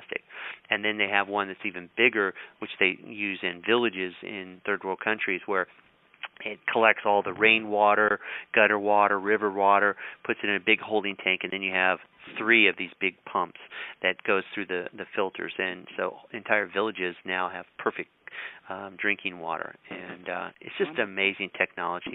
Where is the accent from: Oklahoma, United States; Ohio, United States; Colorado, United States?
Colorado, United States; I grew up in Colorado